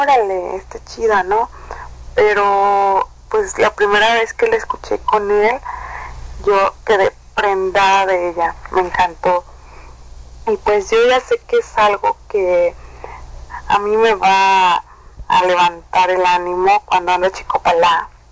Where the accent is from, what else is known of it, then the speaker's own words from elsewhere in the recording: Veracruz, Mexico; now in Apodaca, Mexico; soy orgullosamente veracruzana, pero actualmente vivo en Apodaca, Nuevo León, México